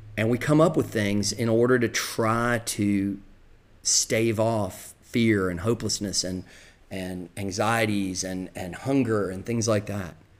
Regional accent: the South, United States; accent: Southern; moved away; also born or lived in the North (high school); people would talk about my Southern accent

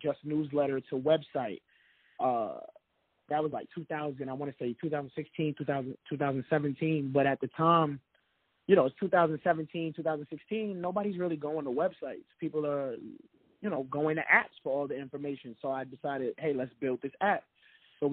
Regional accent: New York City, New York, United States; I'm from the Bronx, New York. I went to school in the Bronx, and I grew up in the project

